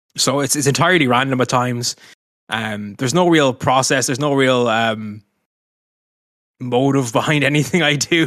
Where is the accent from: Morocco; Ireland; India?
Ireland; Dublin, Leinster; moved away as an adult; now in Carcassonne, France; I'm an Irishman, tw, thirty years old, from Dublin originally, living in Carcassonne now